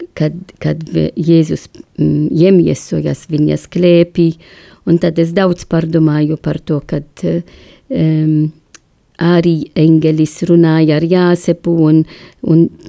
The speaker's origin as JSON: {"language": "Latvian", "country": "Malta", "second_language": "Latvian", "moved": "yes", "lives_now": "Latvia", "said": "es esmu no Maltas salā"}